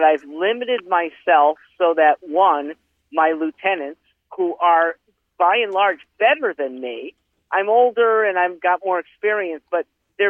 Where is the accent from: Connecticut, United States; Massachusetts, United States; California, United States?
Connecticut, United States; West Hartford; West Hartford, Connecticut.